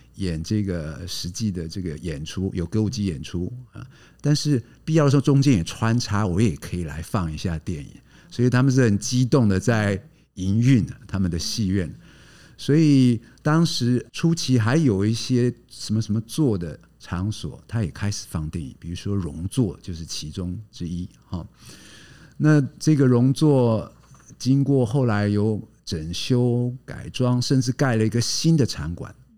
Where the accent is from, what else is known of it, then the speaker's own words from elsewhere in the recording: Chiayi, Taiwan; also born or lived in London, United Kingdom; now in Tainan, Taiwan; 我老家是在嘉义